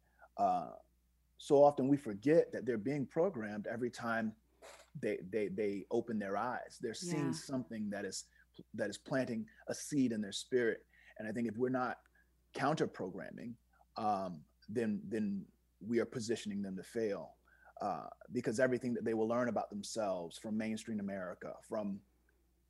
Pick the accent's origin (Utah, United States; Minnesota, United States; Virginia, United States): Virginia, United States; I'm from Virginia